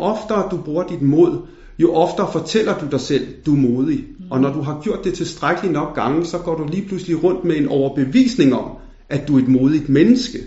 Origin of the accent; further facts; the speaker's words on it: Denmark; Jeg følte ikke, at jeg blev øh, accepteret som dansk